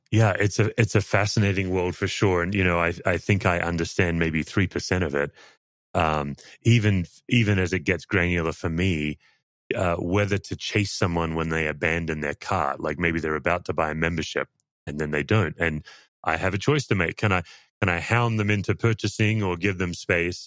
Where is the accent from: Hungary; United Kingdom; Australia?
Australia; obviously I'm an Australian